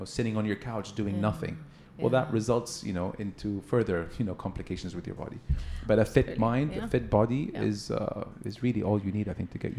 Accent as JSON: {"language": "English", "country": "Saudi Arabia"}